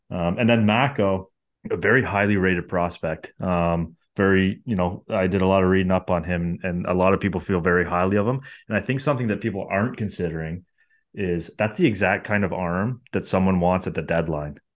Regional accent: Canada; Um, and obviously being Canadian, I'll, I'm all for it.

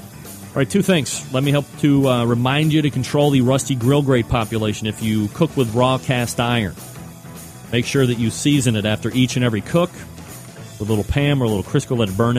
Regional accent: New England, United States; I say that, you know, like I'm from New England.

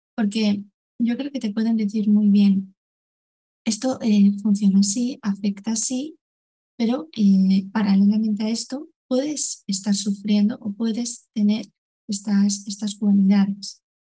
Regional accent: Valencian Community, Spain; soy de en Valencia

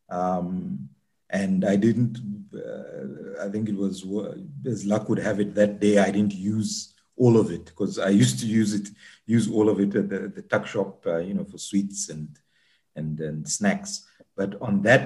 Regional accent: Zambia; moved away; When I was growing up in Zambia

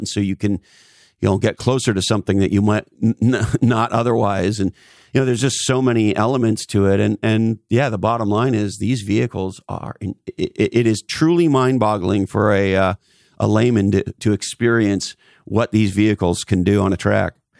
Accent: Montreal, Quebec, Canada; as a Canadian, I grew up in Montreal and, uh, loved the Montreal Canadiens as a kid

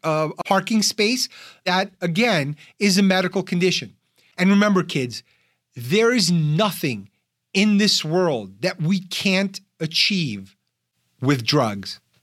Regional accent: New York, United States; I'm from New York

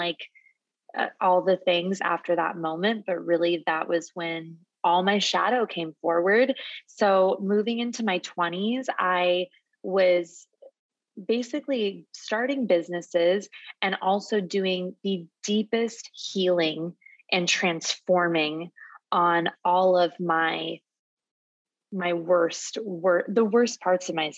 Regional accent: Phoenix, Arizona, United States; moved away as an adult; also born or lived in San Diego, California; I'm born and raised in Phoenix, Arizona. I moved to California when I was 18

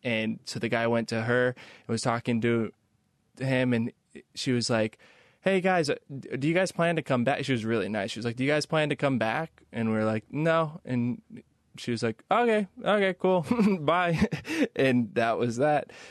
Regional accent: Kansas City, United States; moved away; I'm from the Midwest. I grew up in Kansas City.

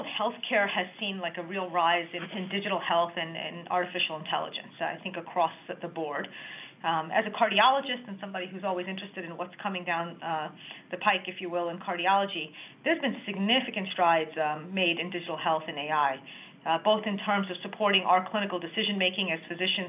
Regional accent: Long Island, New York, United States; a native Long Islander, so I'm really happy to be working out here, taking care of patients and helping healthcare improve in my hometown.

